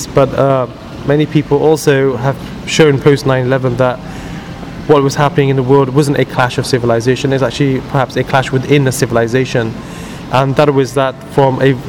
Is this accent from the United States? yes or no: no; United Kingdom; I'm a British Muslim